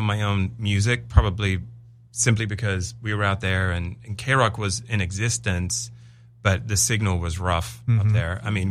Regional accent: England, United Kingdom; I'm English. They're English. He's my uncle.

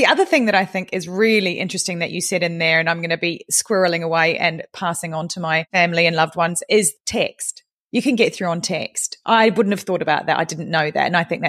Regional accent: New Zealand

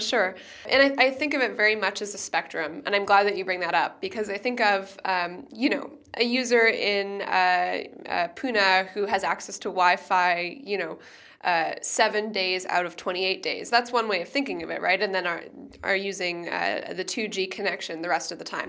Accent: Canada; also born or lived in United States; now in Germany; I live in Germany, I'm from Canada, and, and I spend a lot of time in the U S

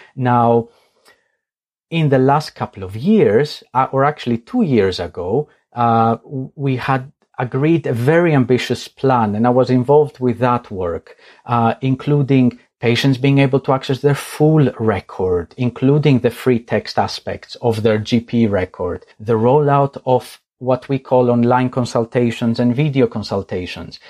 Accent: Greece; moved away; I am originally from Greece

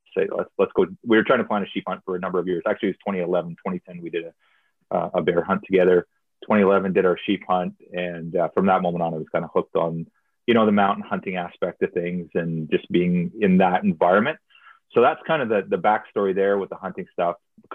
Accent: southern Alberta, Canada; I grew up actually in Alberta. I was raised on a farm in southern Alberta

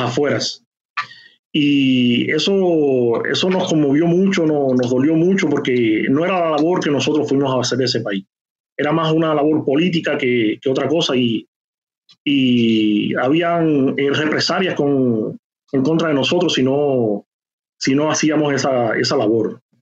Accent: Cuba; moved away as an adult; also born or lived in Venezuela; nosotros como cubanos, como médicos en ese país

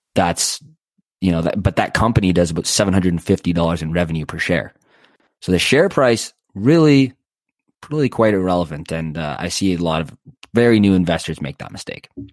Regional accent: Canada; I'm Canadian

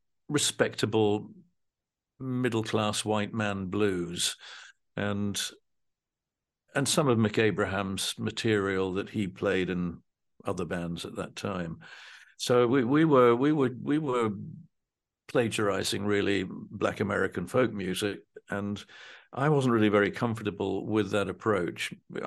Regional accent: Dunfermline, Scotland, United Kingdom; born there; Well, I was born in Dunfermline in 1947, and the band began in January of 1968.

